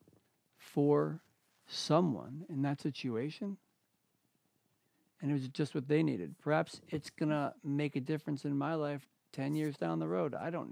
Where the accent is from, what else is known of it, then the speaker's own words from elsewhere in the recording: Ithaca and Auburn, New York, United States; also born or lived in West Coast; I was born on the West Coast. I was raised in the East, you know, and I was like 10 years old. We moved from Ithaca, New York, where I live now, which is a progressive community. Mm-hmm. We moved to a conservative blue-collar town called Auburn, New York